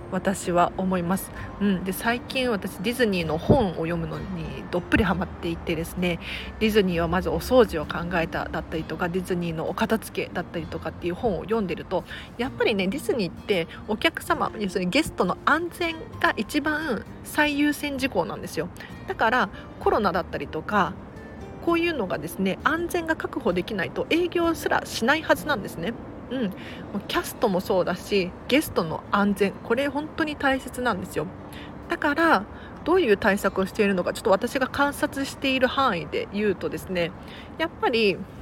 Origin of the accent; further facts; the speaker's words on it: Tokyo, Japan; 東京生まれだから近いっていうのもあって通ってたたんですね